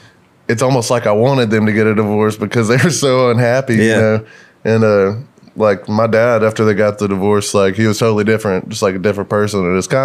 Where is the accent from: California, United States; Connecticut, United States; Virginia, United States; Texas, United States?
Texas, United States; Sulphur Springs; also born or lived in Paris, Texas / Tyler, Texas / Lubbock, Texas; I'm from Northeast Texas, but I grew up in Paris and Sulphur Springs, kind of like by Lake Forks, a big bass fishing lake, and they're all out in the middle of fucking nowhere.